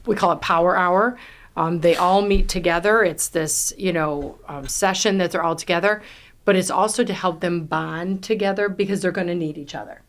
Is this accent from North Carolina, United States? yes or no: no; New York, United States; I'm from New York. I talk fast, I talk loud